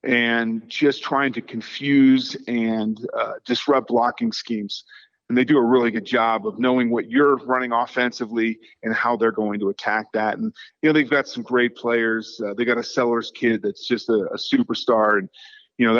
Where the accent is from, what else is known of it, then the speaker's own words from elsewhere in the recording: the Bay Area, California, United States; moved away as an adult; now in Nevada, United States; I grew up in the Bay Area and, you know, watching the Oakland Raiders back in the day. And now, you know, being a resident of Nevada for, you know, 30 years